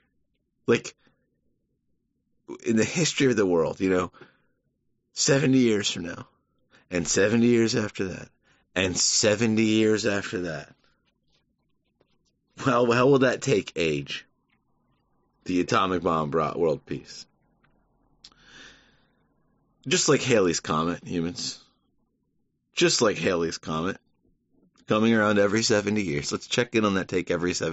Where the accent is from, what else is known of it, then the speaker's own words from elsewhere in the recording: Savannah, Georgia, United States; moved away; growing up in Savannah